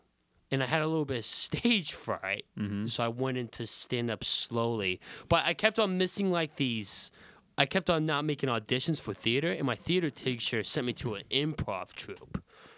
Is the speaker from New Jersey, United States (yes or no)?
no; Alaska, United States; moved away; Like, you gotta remember I'm from Alaska.